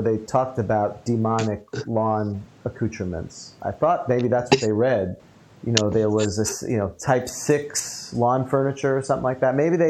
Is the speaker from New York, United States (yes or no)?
yes; New York, United States; now in Orlando, United States; I grew up in New York